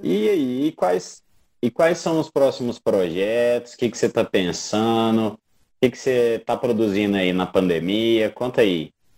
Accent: Brazil; a gente como bons brasileiros, latino-americanos

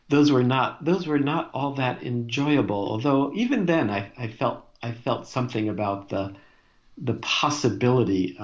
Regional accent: New Jersey, United States; moved away; I grew up in New Jersey in a kind of a working class family

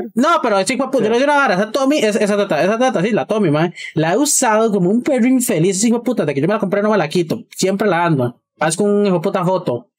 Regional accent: Costa Rica; nosotros como costarricenses

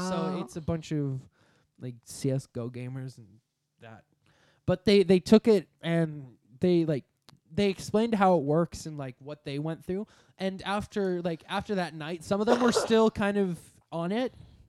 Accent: Canada; Yes, I'm Canadian.

